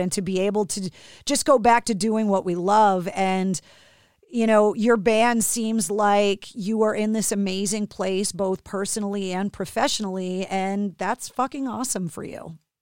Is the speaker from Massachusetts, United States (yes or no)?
yes; Boston, Massachusetts, United States; being born and raised in Boston